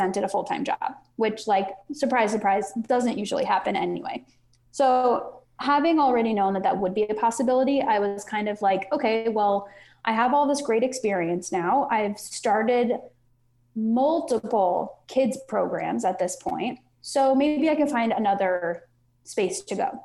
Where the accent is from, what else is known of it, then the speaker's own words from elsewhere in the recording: Long Island, New York, United States; moved away as an adult; I grew up on Long Island in New York